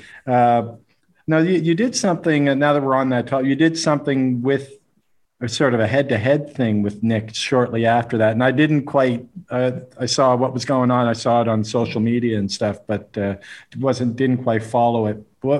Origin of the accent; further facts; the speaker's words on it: Canada; I'm Canadian